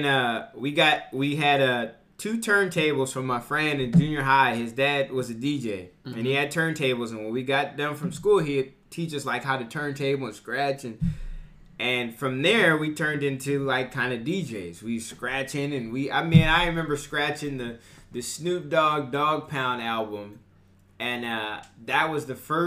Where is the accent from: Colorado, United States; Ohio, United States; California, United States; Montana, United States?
California, United States; Bakersfield; Born and raised Bakersfield, California